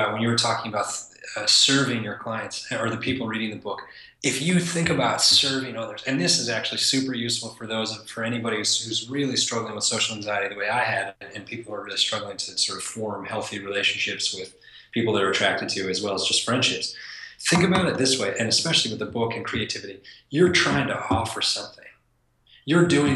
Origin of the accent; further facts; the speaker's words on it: East Coast, United States; I grew up on the East Coast with an Italian family